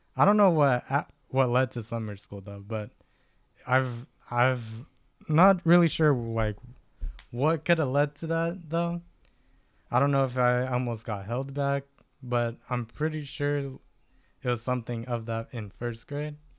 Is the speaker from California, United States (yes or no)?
yes; Stockton, California, United States; also born or lived in Lodi, California / Galt, California; where I grew up was more in Stockton. I was born out in Lodi